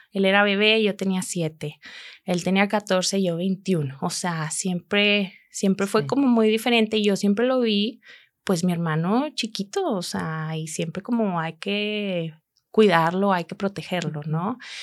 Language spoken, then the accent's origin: Spanish; Monterrey, Nuevo León, Mexico; moved away as an adult; also born or lived in Germany; now in Chicago, United States; yo soy de aquí de Monterrey.